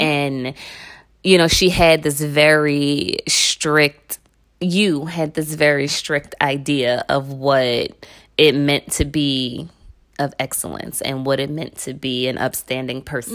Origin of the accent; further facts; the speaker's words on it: Philadelphia, Pennsylvania, United States; I grew up in North Philly, and it ain't the North Philly you can Google right now